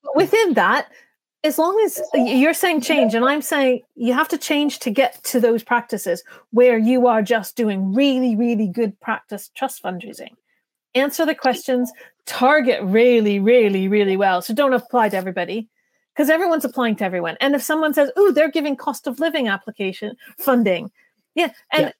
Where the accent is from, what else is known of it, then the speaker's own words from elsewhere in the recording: Canada; accent: North American; now in United Kingdom; now I come from Canada